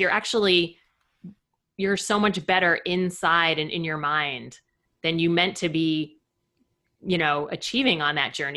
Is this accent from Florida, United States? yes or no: yes; Fort Lauderdale, Florida, United States; moved away as an adult; I grew up in Fort Lauderdale